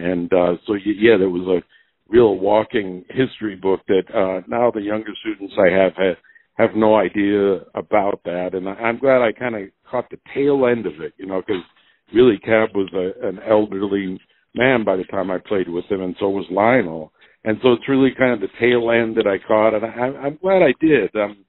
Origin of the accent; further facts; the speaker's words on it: United States; I mean, I'm definitely a from the United States, and my music is reflects